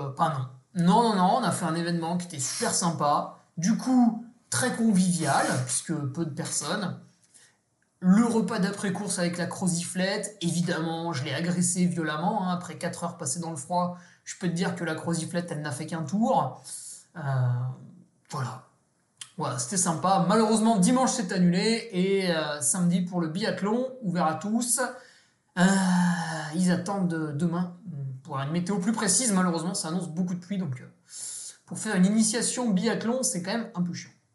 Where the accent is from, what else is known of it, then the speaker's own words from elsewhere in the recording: Savoy, Auvergne-Rhône-Alpes, France; Je suis savoyard